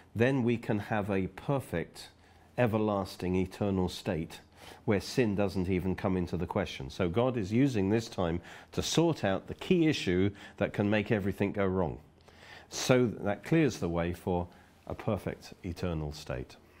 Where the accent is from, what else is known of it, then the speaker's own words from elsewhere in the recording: Oxford, South East England, United Kingdom; I'm from Oxford